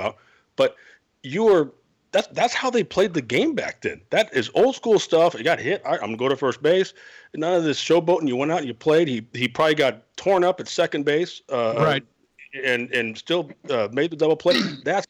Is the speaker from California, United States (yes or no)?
yes; Los Angeles, California, United States; I grew up in Los Angeles, obviously.